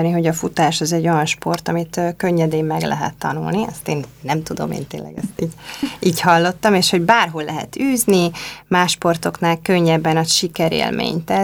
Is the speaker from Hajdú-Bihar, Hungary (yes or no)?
no; Budapest, Hungary; pestiek is vagyunk